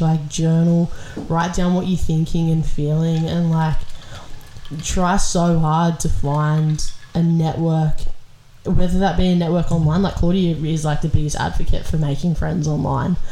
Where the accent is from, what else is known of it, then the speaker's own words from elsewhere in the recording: Australia; we live in Australia